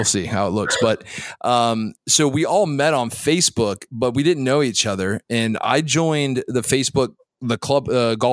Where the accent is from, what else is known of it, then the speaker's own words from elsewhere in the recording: Florida, United States; also born or lived in Saudi Arabia; I'm from Florida